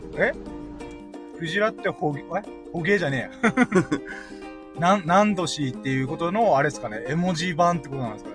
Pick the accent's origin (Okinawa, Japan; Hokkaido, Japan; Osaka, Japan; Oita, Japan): Okinawa, Japan; 生まれも育ちも沖縄